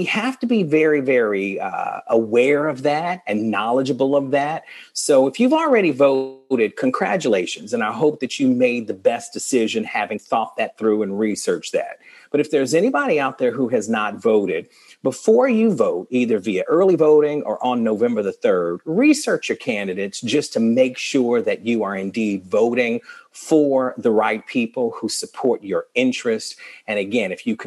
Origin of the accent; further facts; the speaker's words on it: the South, United States; Growing up as a Southerner